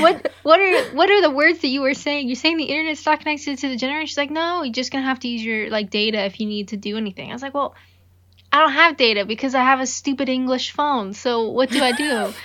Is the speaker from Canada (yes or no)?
yes; Canada; I'm Canadian.